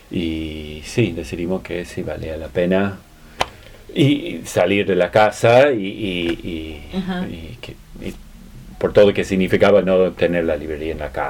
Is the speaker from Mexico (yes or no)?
no; United States; now in Buenos Aires, Argentina; De los Estados Unidos.